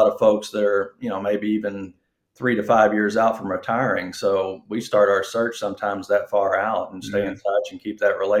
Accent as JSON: {"language": "English", "region": "Southern Illinois", "country": "United States", "tie": "born or raised there", "also_born_or_lived": "Kentucky / Georgia", "accent": "Illinois accent", "moved": "as an adult", "lives_now": "Naples, United States", "said": "born and raised in Southern Illinois"}